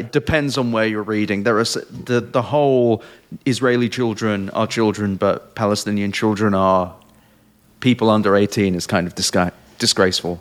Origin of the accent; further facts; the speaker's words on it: England, United Kingdom; moved away; I, I grew up in England